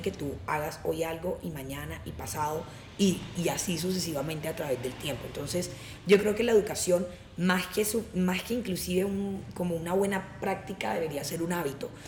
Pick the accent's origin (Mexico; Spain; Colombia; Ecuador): Colombia; Cartagena, Bolívar; yo que vengo de Cartagena